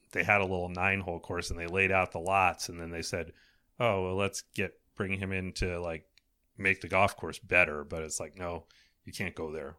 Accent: East Coast, United States; I grew up on the East Coast

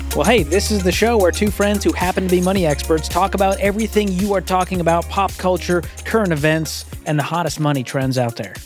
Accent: Boston, Massachusetts, United States; moved away; I'm from Boston, so I'm, I was, just grew up as a Boston general fan of all the Boston teams.

